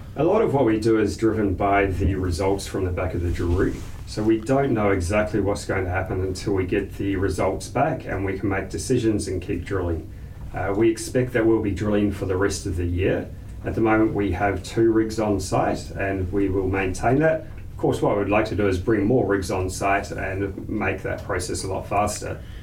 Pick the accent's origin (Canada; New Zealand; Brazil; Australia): New Zealand; moved away; I grew up in New Zealand